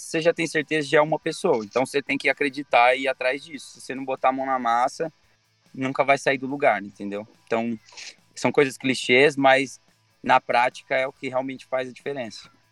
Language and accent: Portuguese; Brazil; eu sou brasileiro